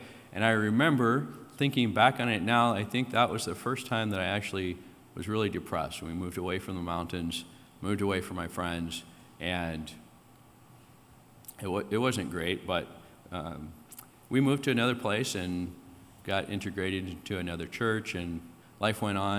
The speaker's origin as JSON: {"language": "English", "region": "Iowa", "country": "United States", "tie": "born there", "said": "So I was born in Iowa."}